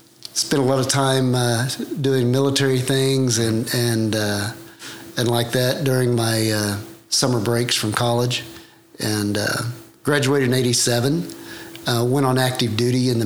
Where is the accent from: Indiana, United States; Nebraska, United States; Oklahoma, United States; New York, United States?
Oklahoma, United States; May; I was born and raised about 30 miles from here, okay, in a small town called May